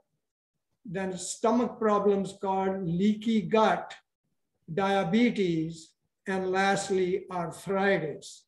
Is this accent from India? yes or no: yes; India; moved away as an adult; also born or lived in Pakistan; now in United States; I was born in that part of India, which now belongs to Pakistan